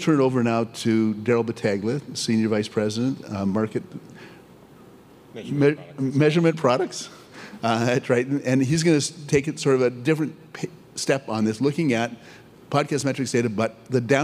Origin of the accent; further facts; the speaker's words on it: Canada; I'm Canadian, I say niches, not niches